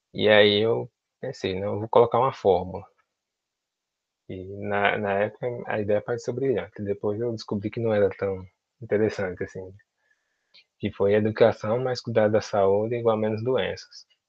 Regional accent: Senhor do Bonfim, Bahia, Brazil; also born or lived in Juazeiro, Bahia; eu sou de Senhor do Bonfim, Senhor do Bonfim, na Bahia, que fica próximo a Juazeiro

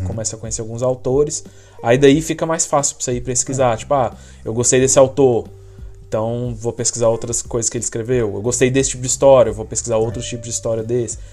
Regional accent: Brazil; moved away; sou do Brasil

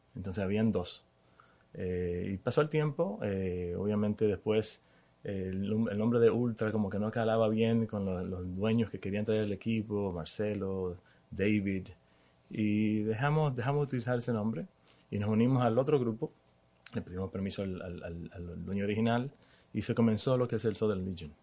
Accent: Dominican Republic; moved away as an adult; now in Miami, United States; nací en Dominicana, crecí en Dominicana

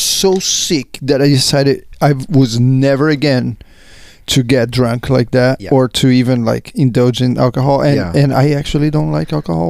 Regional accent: Brazil; moved away; growing up in Brazil

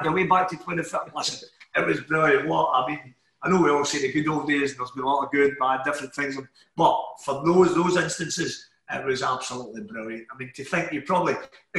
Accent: Glasgow, Scotland, United Kingdom; also born or lived in Paisley; I'm actually from the Gorbals

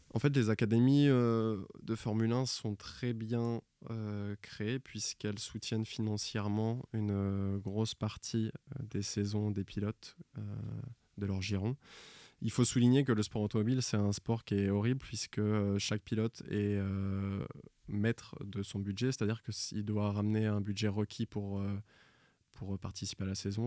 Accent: Royan, Nouvelle-Aquitaine, France; à côté de chez moi, à Royan, en Charente-Maritime, dans le 17.

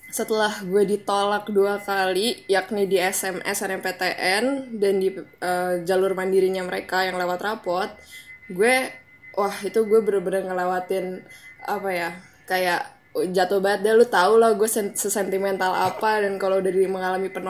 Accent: Jakarta, Indonesia; born there; Gue lahir di Jakarta 18 Juli tahun 2000

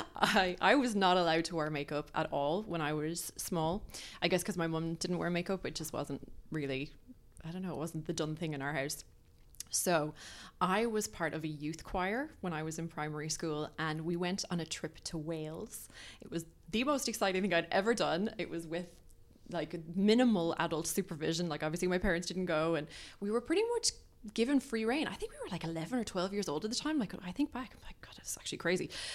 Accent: Ireland; also born or lived in Dublin, Ireland / County Clare, Ireland; We grew up in Dublin, but I moved to Clare, which is like in the the other side of the country essentially

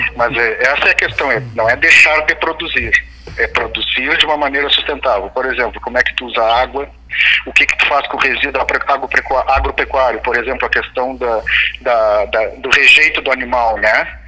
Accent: Pelotas, Rio Grande do Sul, Brazil; moved away; é sempre bom voltar à minha, à minha terra

